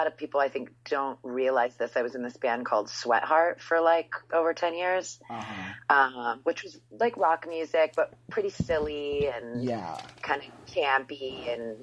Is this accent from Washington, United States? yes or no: no; Philadelphia, Pennsylvania, United States; growing up in Philly